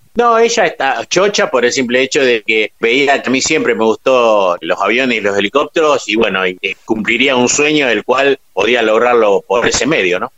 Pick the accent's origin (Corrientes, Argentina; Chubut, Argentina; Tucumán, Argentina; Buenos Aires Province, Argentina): Buenos Aires Province, Argentina; Ranelagh; also born or lived in La Falda, Córdoba; Yo soy de Ranelax, partido de Brazategui, y nací en Córdoba